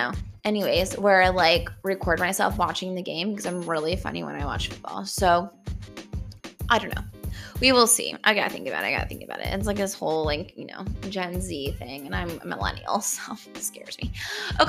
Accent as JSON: {"language": "English", "town": "Denver", "region": "Colorado", "country": "United States", "said": "I am from Denver, and this is this is in my blood"}